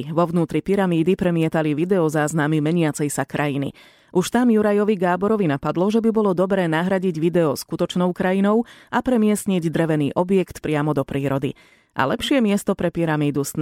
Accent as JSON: {"language": "Slovak", "town": "Žilina", "region": "Žilina Region", "country": "Slovakia", "said": "Som zo Žiliny a sa mi to páči"}